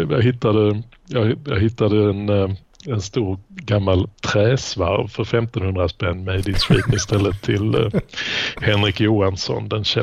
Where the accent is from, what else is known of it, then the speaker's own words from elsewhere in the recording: Skåne, Sweden; accent: Malmö dialect; Jag hade nog rätt mycket Malmödialekt förr men sen, sen uh, så blir man väl av med den då när man rör sig för länge i liksom, Lund